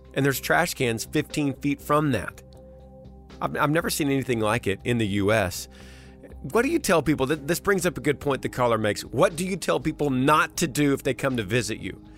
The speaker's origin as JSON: {"language": "English", "region": "Texas", "country": "United States", "tie": "born or raised there", "said": "in Texas, in my home state"}